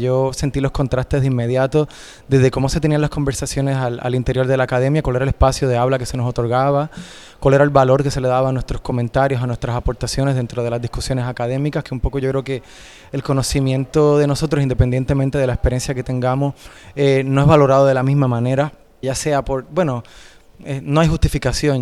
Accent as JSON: {"language": "Spanish", "country": "Puerto Rico", "moved": "as an adult", "lives_now": "Spain", "said": "Yo me fui de Puerto Rico"}